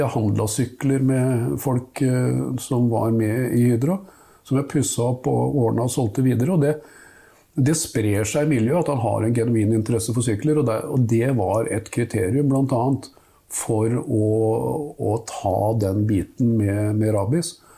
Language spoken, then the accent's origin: Norwegian; Nesodden, Akershus, Norway; der jeg vokste opp, altså på Nesodden